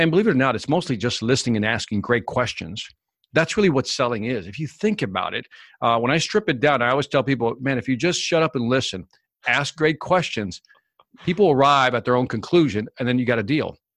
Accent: Chicago, Illinois, United States; also born or lived in Puerto Rico; So my family's originally from Puerto Rico, but I was born in Chicago.

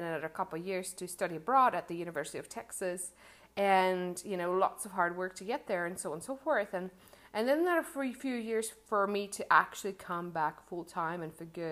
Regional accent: Czechia; English is a second language; when I was maybe 10 or 12 years old, I lived in a small town of the Czech Republic

